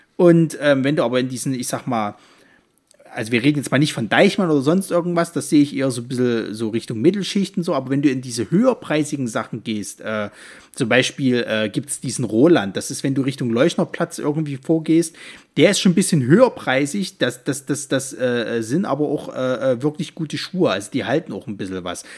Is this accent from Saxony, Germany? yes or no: yes; Leipzig, Saxony, Germany; bei uns in Leipzig